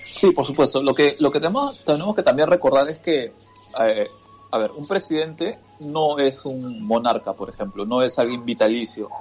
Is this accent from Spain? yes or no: no; Peru